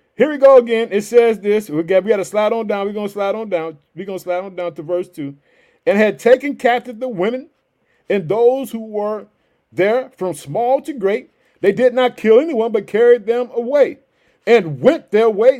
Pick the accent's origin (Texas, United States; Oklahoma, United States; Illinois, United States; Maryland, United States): Illinois, United States; Chicago; the city of Chicago. Hey, that's my hometown